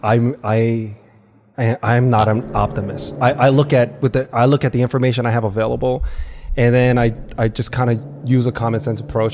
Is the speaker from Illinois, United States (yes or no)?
no; New York, United States; I grew up on the Lower East Side